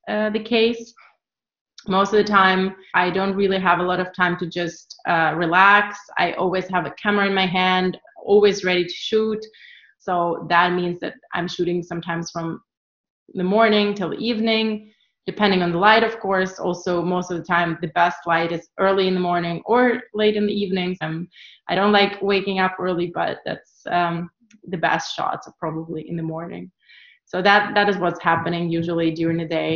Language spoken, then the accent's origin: English; Kyiv, Ukraine; moved away as an adult; also born or lived in New York, United States; now in Berlin, Germany; I'm originally from Ukraine, from Kiev. I'm living in Berlin for the past 10 years already